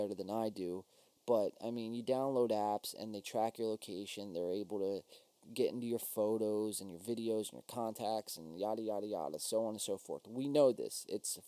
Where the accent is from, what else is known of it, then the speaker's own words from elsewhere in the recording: New Jersey, United States; we are Win by Two from South Jersey. And since we're from South Jersey, we are Eagles fans